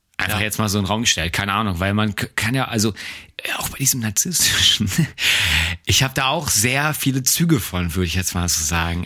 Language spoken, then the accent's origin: German; Germany; wir sind ja nun mal jetzt Deutsche